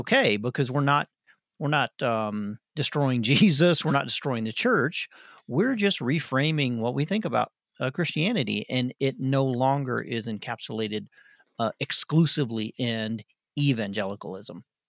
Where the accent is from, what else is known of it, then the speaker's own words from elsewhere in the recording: Arkansas, United States; I'm from Arkansas